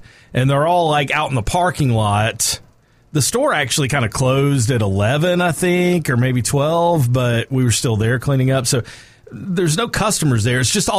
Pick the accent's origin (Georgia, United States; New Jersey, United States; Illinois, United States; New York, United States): Georgia, United States; Mableton; also born or lived in Athens, Georgia; I grew up in Cobb County, and I was in the Mableton, Austell area, if anybody knows where that is.